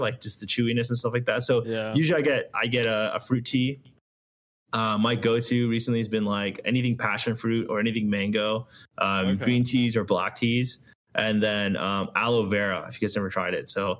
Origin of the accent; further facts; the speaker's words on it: United States; I grew up here. I was born here, you know, in right outside of DC.